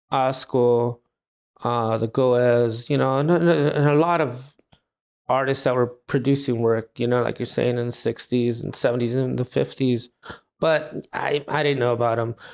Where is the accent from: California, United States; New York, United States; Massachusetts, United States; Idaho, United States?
California, United States; Los Angeles; Uh, El Sereno.